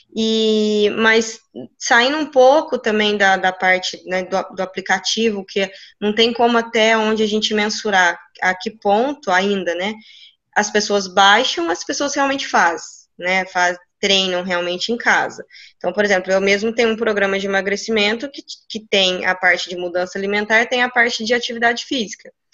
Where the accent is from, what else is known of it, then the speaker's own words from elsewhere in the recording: Minas Gerais, Brazil; moved away; na minha cidade, na cidade que eu, que eu que eu vim de Minas, é uma cidade extremamente pequena